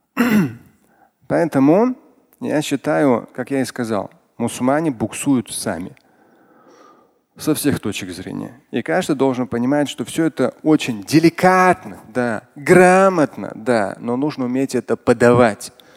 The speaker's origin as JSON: {"language": "Russian", "region": "Tatarstan", "country": "Russia", "said": "я татарин, я мусульманин"}